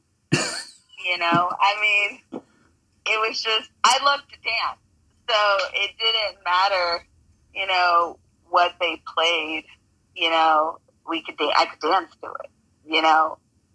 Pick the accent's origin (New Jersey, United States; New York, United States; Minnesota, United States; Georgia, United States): New York, United States; New York City; I grew up in New York